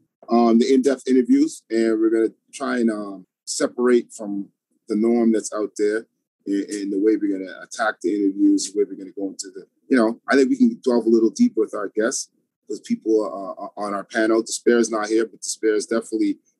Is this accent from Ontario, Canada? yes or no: yes; Toronto, Ontario, Canada; also born or lived in New York; I was born and raised in Toronto, but I pretty much lived between Toronto and New York my whole life